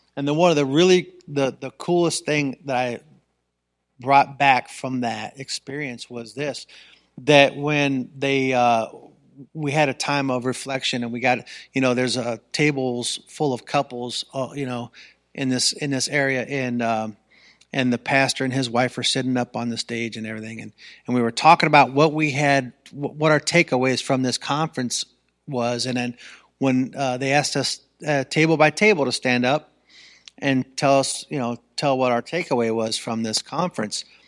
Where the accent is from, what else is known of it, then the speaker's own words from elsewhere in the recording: Ravenna, Ohio, United States; I grew up in Ravenna. I went to Ravenna High School.